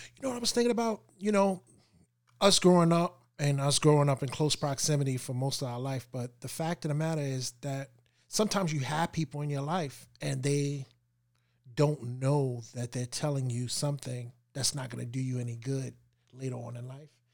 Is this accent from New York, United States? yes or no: yes; New York, United States; we're from New York